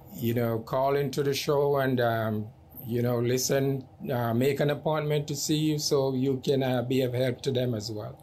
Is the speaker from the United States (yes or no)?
no; Jamaica; moved away; I am from Jamaica